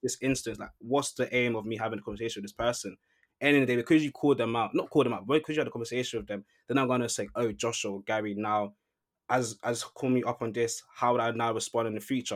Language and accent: English; London, United Kingdom; moved away as an adult; now in Manchester, United Kingdom; I grew up in London. I come to Manchester to study.